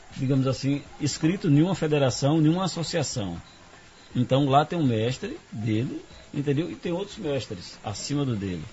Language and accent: Portuguese; Bom Jesus da Lapa, Bahia, Brazil; moved away as an adult; now in Serra do Ramalho, Brazil; Eu nasci aqui em Serra do Ramalho, hum. me criei em Lapa e vivi no mundo